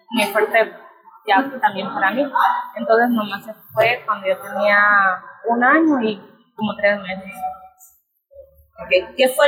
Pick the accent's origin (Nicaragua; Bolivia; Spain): Nicaragua; moved away as an adult; now in Costa Rica; yo nací acá, mi mamá me llevó como a la edad de un año para Nicaragua y estaba estudiando Derecho